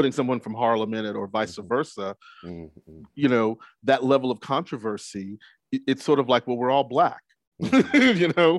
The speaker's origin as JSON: {"language": "English", "country": "Trinidad & Tobago", "said": "From Trinidad. We're Trinidad, man."}